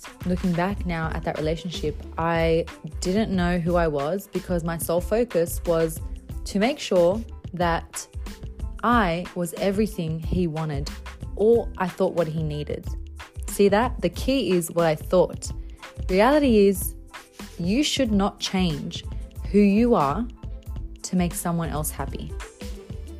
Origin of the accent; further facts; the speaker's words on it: Bankstown, New South Wales, Australia; I grew up in Bankstown. I was there for a few years